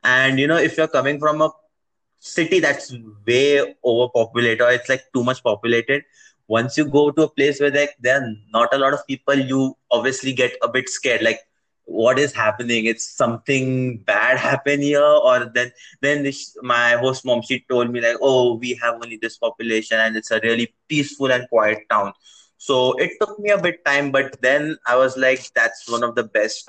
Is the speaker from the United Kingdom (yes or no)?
no; India; also born or lived in Navi Mumbai, India / Brazil; I'm from India.